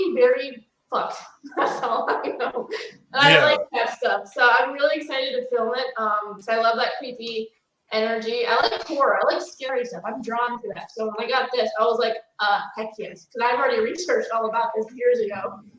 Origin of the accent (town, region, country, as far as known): Wisconsin, United States